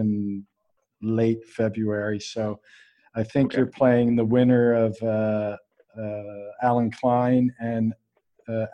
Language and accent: English; Halifax, Nova Scotia, Canada; I'm from Halifax, Nova Scotia, Halifax